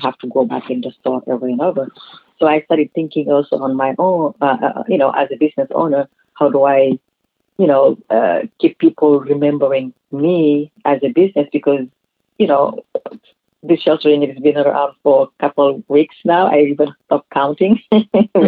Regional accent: Senegal; moved away; also born or lived in California; where I grew up in Senegal

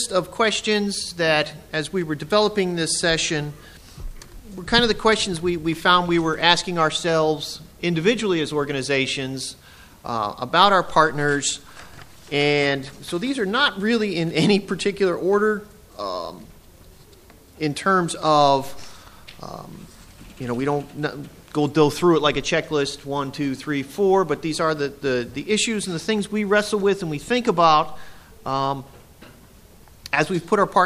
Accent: outside of Akron, Ohio, United States; now in Elmira, United States; I grew up outside of Akron, Ohio.

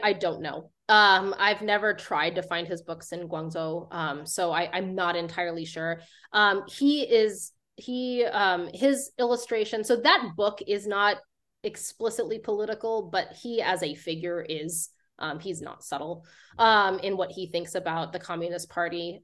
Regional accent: Lakewood, Colorado, United States; I grew up in Lakewood, Colorado, um, uh, which is like a suburb of Denver

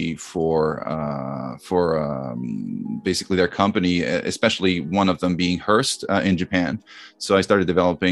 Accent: Vierzon, Centre-Val de Loire, France; moved away as an adult; also born or lived in United States; I grew up in France in a small town called Vierzon

